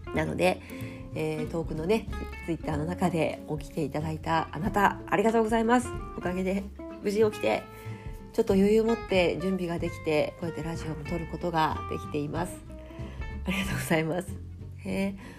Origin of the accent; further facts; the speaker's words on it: Japan; also born or lived in Fukuoka / Kumamoto; now in Tokyo, Japan; 地元が福岡と熊本